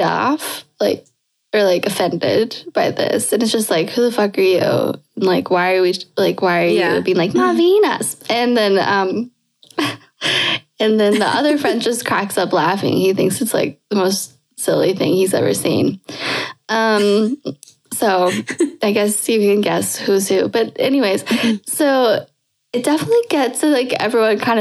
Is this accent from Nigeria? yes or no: no; Canada; moved away; I'm Canadian.